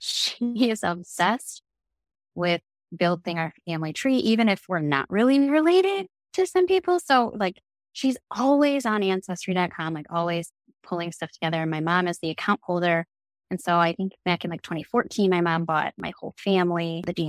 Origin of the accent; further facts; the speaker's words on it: Detroit, Michigan, United States; I grew up in the Metro Detroit area